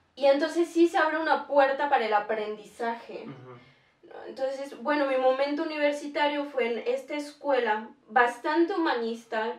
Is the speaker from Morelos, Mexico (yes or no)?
no; Tlaxcala, Mexico; somos de Tlaxcala